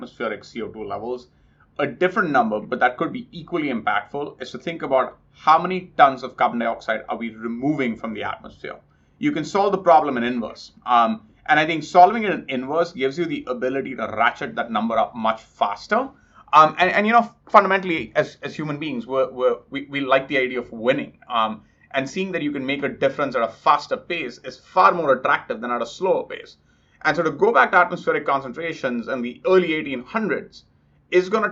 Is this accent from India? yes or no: yes; India; moved away; I grew up in India